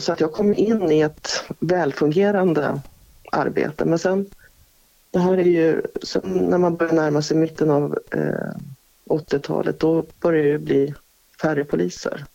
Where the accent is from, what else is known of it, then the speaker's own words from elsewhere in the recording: Strängnäs, Södermanland, Sweden; also born or lived in Stockholm; jag är uppvuxen här. Jag har mitt föräldrahem 50 meter ifrån mig